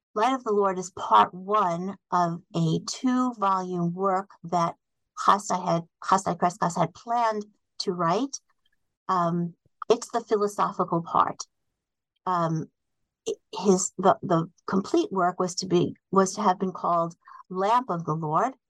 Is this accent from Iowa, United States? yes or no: no; New York City, New York, United States; I was born in Brooklyn um, in a neighborhood called Bensonhurst